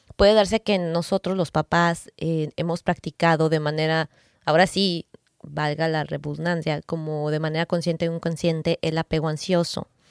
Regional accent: Mexico; como buena mexicana

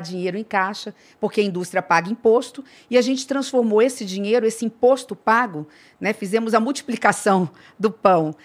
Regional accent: Três Lagoas, Mato Grosso do Sul, Brazil; Eu virei a primeira mulher prefeita da minha cidade natal, Três Lagoas, que é divisa aqui com o estado de São Paulo.

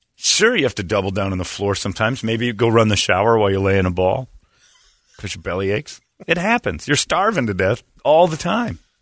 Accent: Indiana, United States; moved away; my home state

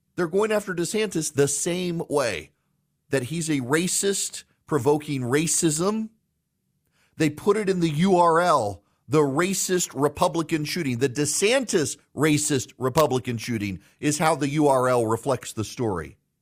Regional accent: South Louisiana, United States; I'm from Louisiana. From South Louisiana

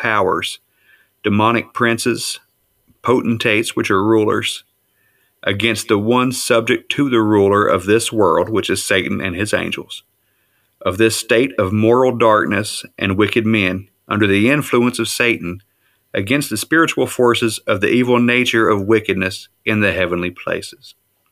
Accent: West Virginia, United States; I'm just from West Virginia. I'm a hillbilly.

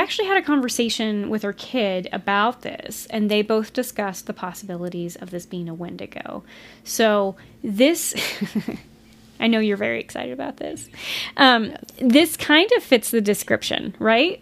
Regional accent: Texas, United States; We're from Texas

